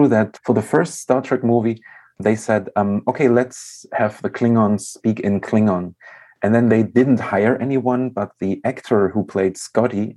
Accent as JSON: {"language": "English", "town": "Leipzig", "region": "Saxony", "country": "Germany", "tie": "born or raised there", "also_born_or_lived": "Zurich, Switzerland", "moved": "as an adult", "said": "I'm originally from Germany. I was born in Leipzig, and now I live in Leipzig again."}